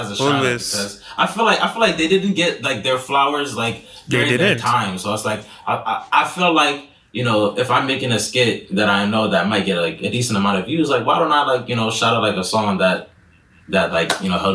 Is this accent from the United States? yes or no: no; Ghana; I can't escape being Ghanaian.